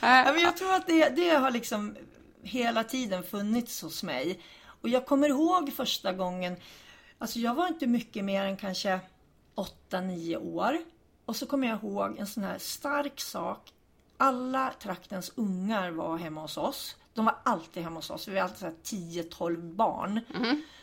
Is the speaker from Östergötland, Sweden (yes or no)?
no; Hudiksvall, Gävleborg County, Sweden; Jag är ambassadör även för Hudiksvall, där jag är född och uppvuxen